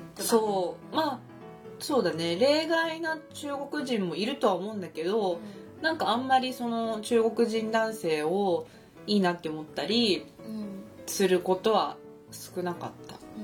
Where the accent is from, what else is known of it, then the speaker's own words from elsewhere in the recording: Japan; 私は日本で育った